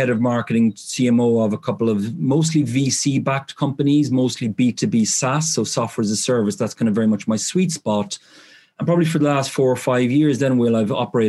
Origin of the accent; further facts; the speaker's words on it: Ireland; moved away as an adult; now in United Kingdom; I'm from Ireland originally, as you look picked up in the accent. But I moved to the UK sort of straight out of university